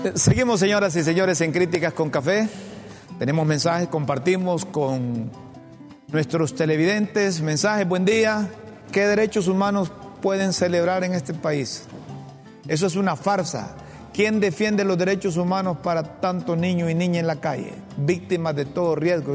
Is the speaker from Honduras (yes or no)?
yes; Honduras